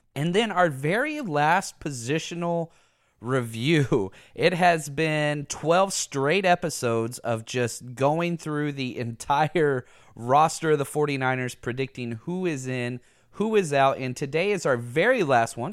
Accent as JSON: {"language": "English", "town": "Dallas", "region": "Texas", "country": "United States", "tie": "born or raised there", "said": "I grew up in Dallas my whole life"}